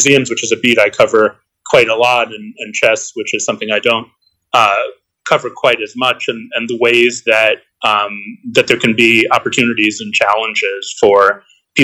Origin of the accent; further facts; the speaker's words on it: Boston, Massachusetts, United States; I grew up in the Boston area